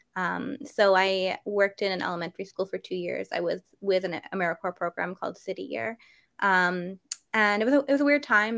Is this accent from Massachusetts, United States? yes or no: no; New Hampshire, United States; I grew up in New Hampshire